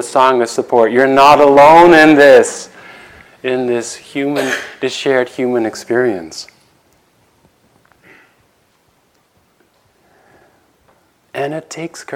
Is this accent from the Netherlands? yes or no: yes; Netherlands; moved away; I have a meditation teacher in Holland, in my home country